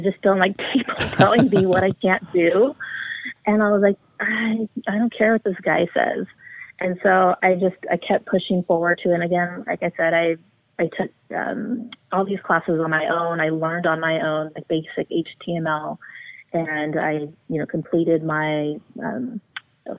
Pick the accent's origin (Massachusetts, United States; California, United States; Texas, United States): California, United States; Orange County; first language English; when I was born in Orange County, is initially they didn't teach me Spanish because of all the discrimination they had experienced. At the time, they didn't want me to have an accent. And so I grew up learning English.